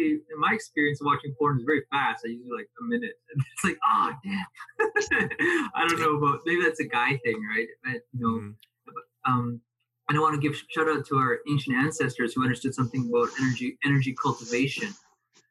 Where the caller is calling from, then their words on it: Alberta, Canada; I'm calling in from Alberta, Canada.